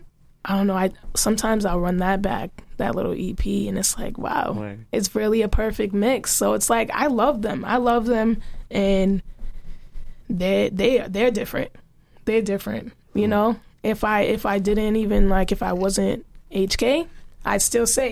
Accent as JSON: {"language": "English", "town": "Boston", "region": "Massachusetts", "country": "United States", "tie": "born or raised there", "said": "Boston made me. I didn't grow up anywhere else."}